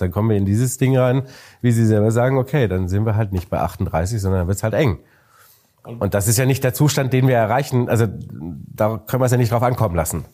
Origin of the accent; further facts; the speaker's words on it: Bavaria, Germany; jetzt kommen wir ja aus Bayern